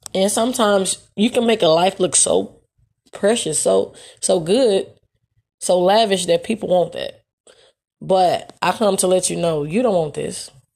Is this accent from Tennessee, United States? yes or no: yes; Memphis, Tennessee, United States; moved away as an adult; also born or lived in Texas; I wasn't ready to leave Memphis, Tennessee